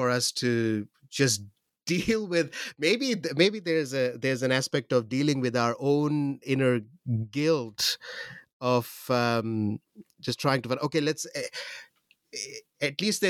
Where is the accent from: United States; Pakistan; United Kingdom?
Pakistan; I'll focus on Pakistan more because I'm from Pakistan and I'm from Pakistan.